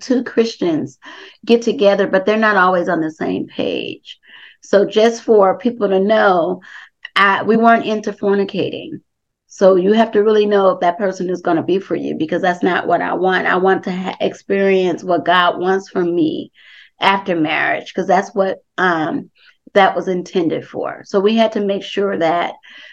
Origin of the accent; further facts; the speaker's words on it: Compton, California, United States; Darrell and I, we grew up together in Compton